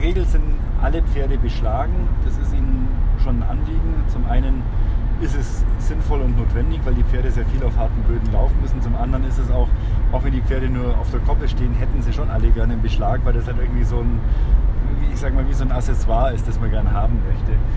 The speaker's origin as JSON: {"language": "German", "country": "Germany", "said": "wir uns als Deutsche"}